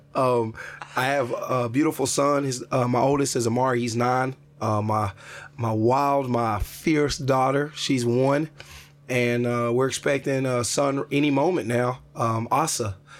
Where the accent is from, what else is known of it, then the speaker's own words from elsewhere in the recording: Jefferson City, Missouri, United States; moved away; I'm back in Jefferson City, my hometown